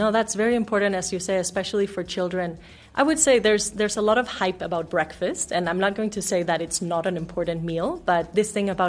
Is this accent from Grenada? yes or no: no; Denmark; also born or lived in Mexico; now in South Africa; No, I'm actually from Denmark and Mexico.